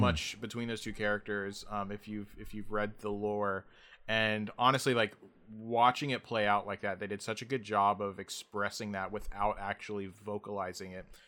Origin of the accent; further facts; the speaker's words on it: United States; as an American